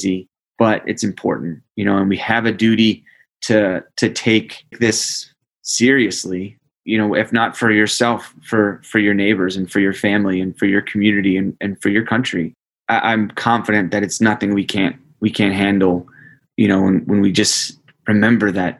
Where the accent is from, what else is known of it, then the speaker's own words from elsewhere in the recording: United States; the duty that comes with being an American